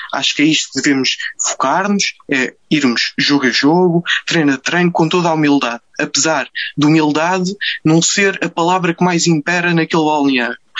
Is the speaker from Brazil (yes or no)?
no; Amadora, Lisbon, Portugal; agora também sou da Amadora